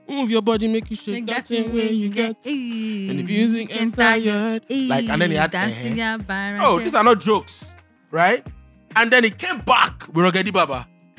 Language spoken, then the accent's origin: English; Akure, Ondo, Nigeria; moved away; I was born in 1999, and I grew up in Akure.